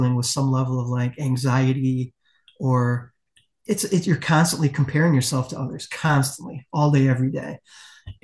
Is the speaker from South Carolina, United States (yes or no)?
no; West Michigan, United States; I am from the West Michigan area.